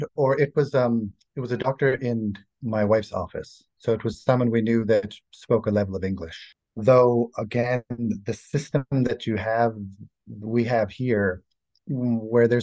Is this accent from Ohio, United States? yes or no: no; Boston, Massachusetts, United States; moved away as an adult; now in Bratislava, Slovakia; I'm from the United States, from Boston